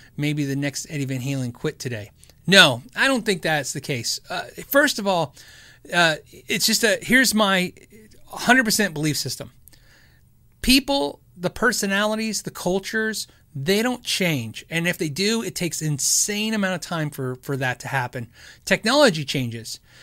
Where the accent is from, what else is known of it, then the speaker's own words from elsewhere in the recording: Arizona, United States; moved away; also born or lived in California; I was born in California. I was pretty much raised in Arizona.